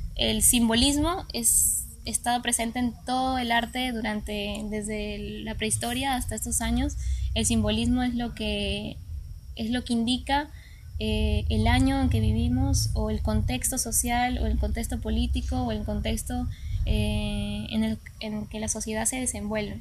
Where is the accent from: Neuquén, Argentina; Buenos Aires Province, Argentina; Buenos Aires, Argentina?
Neuquén, Argentina; Rincón de los Sauces; moved away; mi niñez viví en Argentina, en la Patagonia